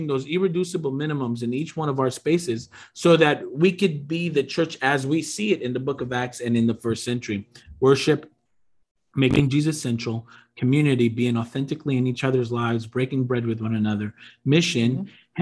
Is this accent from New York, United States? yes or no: yes; Long Island, New York, United States; I grew up in New York. I grew up in a independent, church on Long Island